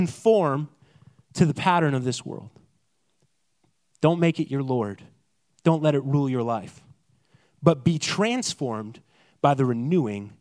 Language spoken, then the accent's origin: English; Canada; I'm Canadian. And I bring with me my accent and the culture that I came from.